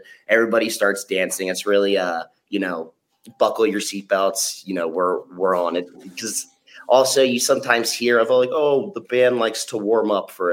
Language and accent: English; Baltimore, Maryland, United States; I'm from the East Coast, Baltimore